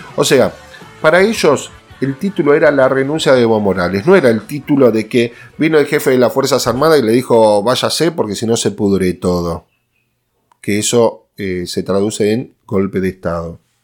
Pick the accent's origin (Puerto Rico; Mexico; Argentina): Argentina